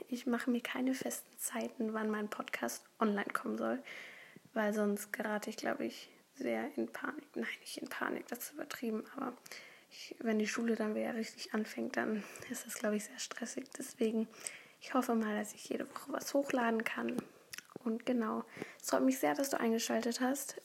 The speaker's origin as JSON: {"language": "German", "region": "Berlin", "country": "Germany", "said": "Ich komme aus Berlin"}